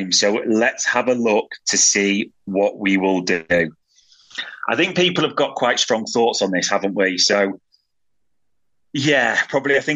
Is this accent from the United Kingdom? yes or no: no; Germany; Happy to have Endo. I'm from Germany. I watch a lot of the Bundesliga.